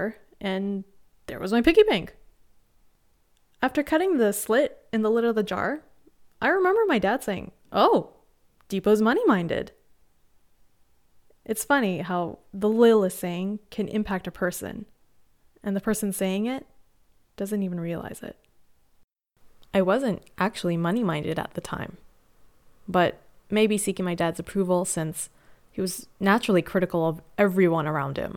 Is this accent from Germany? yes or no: no; Canada; they moved to Canada, which is where I was born.